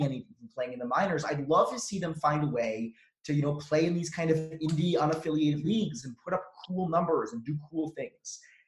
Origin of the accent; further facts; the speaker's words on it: Oklahoma, United States; And all of us in Oklahoma, all of us who were growing up in Oklahoma remember this.